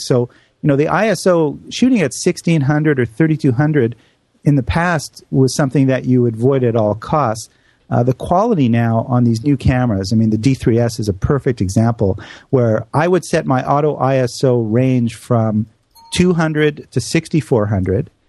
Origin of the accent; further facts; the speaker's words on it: Canada; moved away; my home country of Canada